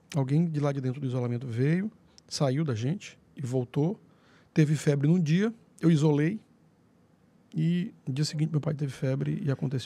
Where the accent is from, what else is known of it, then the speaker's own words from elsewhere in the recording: Angical, South Zone of Teresina, Piauí, Brazil; Eu saí de Angical com 10 anos de idade, fui alfabetizado lá